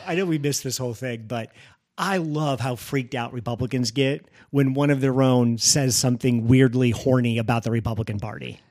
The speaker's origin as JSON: {"language": "English", "region": "Missouri", "country": "United States", "tie": "born or raised there", "said": "the state of Missouri, my home state"}